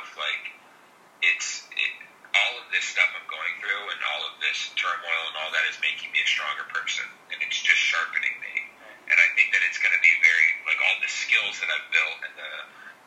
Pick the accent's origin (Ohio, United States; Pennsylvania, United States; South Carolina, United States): Pennsylvania, United States; Philadelphia; growing up in Philly, playing all my minor league ball in the Philly area